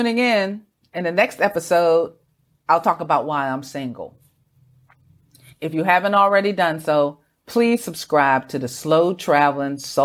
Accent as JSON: {"language": "English", "country": "United States", "tie": "born or raised there", "moved": "yes", "said": "Growing up in America"}